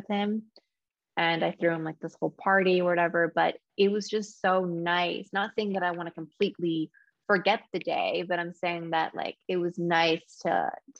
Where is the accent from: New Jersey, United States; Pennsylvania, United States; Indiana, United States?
New Jersey, United States; moved away as an adult; now in Los Angeles, United States; So I was born and raised in New Jersey